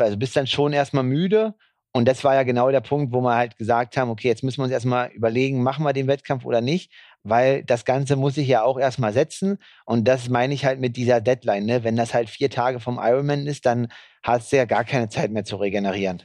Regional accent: Germany; als Deutscher

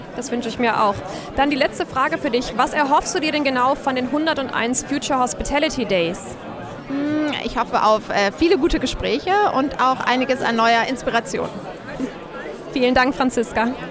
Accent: Cologne, North Rhine-Westphalia, Germany; ich komme aus Köln

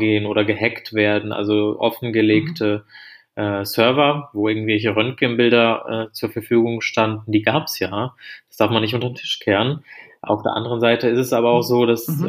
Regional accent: Germany; als Deutsche

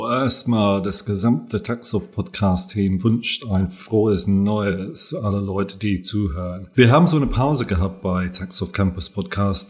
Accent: England, United Kingdom; German is a second language; moved away as an adult; also born or lived in Germany; now in Turkey; ich bin in England geboren äh, und bin in 1985 nach Deutschland ausgewandert.

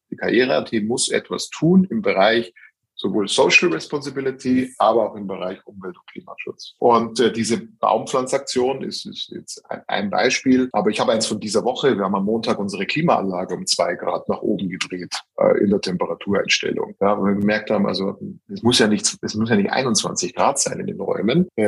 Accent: Germany; now in Austria; Ich wünschte mir, das gäbe es in meiner Heimat Deutschland

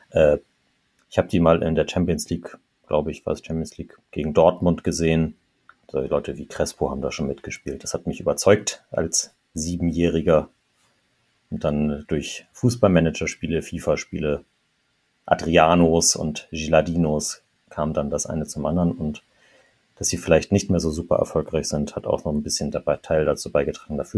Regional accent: Trentino-Alto Adige, Italy; In Ost-Südtirol, da wo ich herkomme, interessiert der FCS quasi niemanden.

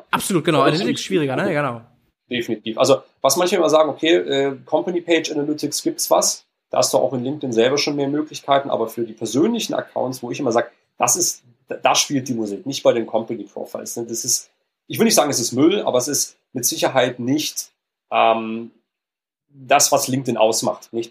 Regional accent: Stuttgart, Baden-Württemberg, Germany; Die beiden Founders, also einmal mein, mein Co-Founder, der Eugen und ich, wir kommen beide aus Stuttgart.

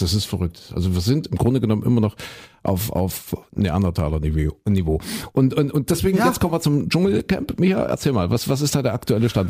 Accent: Saxony, Germany; hier bei uns in Sachsen

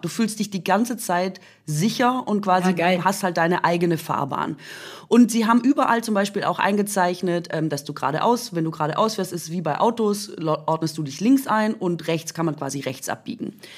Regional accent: Swabia, Germany; moved away

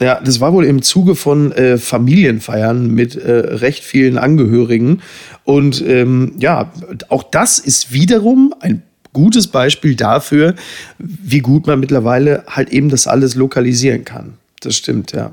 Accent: Germany; wir als Deutsche

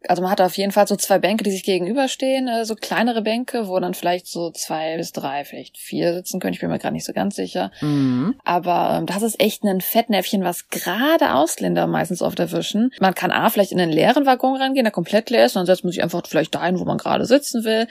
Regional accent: Germany; now in South Korea; als Deutscher

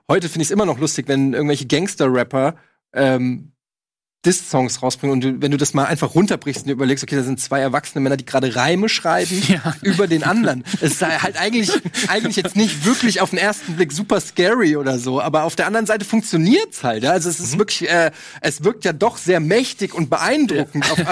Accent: Frankfurt, Hesse, Germany; weil äh, ich komme aus Frankfurt

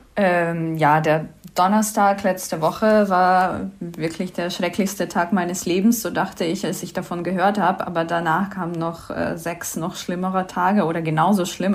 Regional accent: Kyiv, Ukraine; moved away as an adult; now in Berlin, Germany; ich komme aus Kiew, aus der Hauptstadt der Ukraine. Ich wohne seit 13 Jahren in Berlin

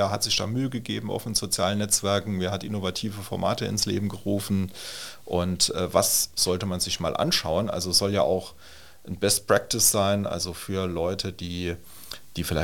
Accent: Trola, Saarland, Germany; Also ich mache mal ein Beispiel aus meiner Heimatgemeinde aus Trola. Da gibt es die Trolaer Nachrichten, also das Amtsplättchen, wie es im ja. Saarland heißt.

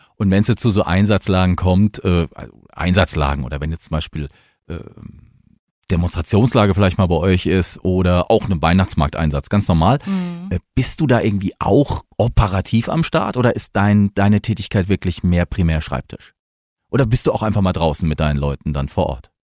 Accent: Mannheim, Baden-Württemberg, Germany; accent: Mannheim dialect; ich bin ja gebürtig eher aus dem Ländler, also ich bin aus Monnem

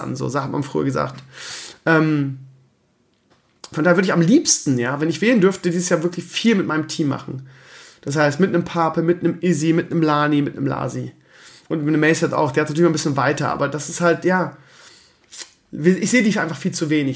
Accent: Northern Germany, Germany; Bei uns in Norddeutschland

